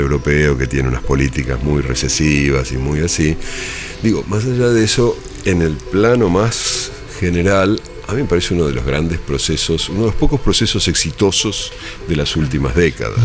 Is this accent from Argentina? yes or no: yes; Argentina; accent: Argentine; moved away; also born or lived in Spain